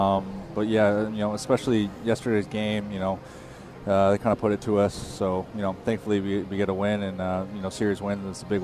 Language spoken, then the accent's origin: English; California, United States; So I grew up in California